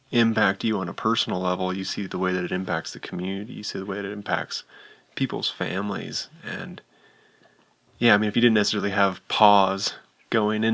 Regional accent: West Virginia, United States; moved away as an adult; also born or lived in Jackson Hole, Wyoming; now in Jackson, United States; I grew up in West Virginia, but I moved here at the age of 19 to pursue climbing and skiing

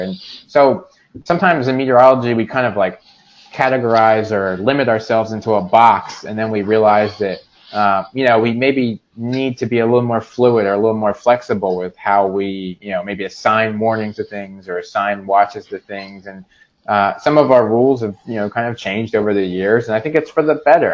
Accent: Salem County, New Jersey, United States; also born or lived in Mount Laurel, Burlington County, New Jersey; I was originally from Salem County. Uh, I uh, lived there for the first uh, 18 years of my life

